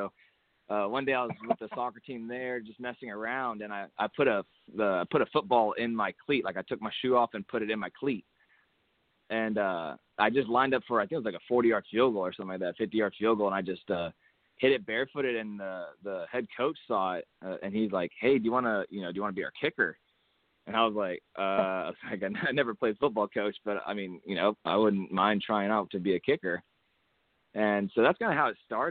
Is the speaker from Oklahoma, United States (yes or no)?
no; Hutto, Texas, United States; It was just a little school over here in my hometown of Hutto, Texas